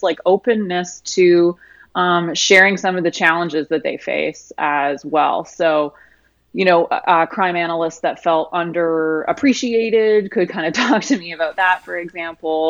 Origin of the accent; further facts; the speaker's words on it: Canada; now in Austin, United States; I'm actually Canadian.